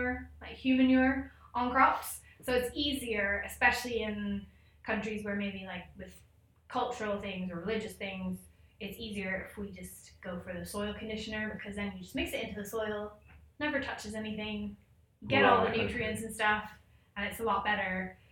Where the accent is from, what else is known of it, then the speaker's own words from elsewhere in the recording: Ecuador; I grew up in Ecuador in South America.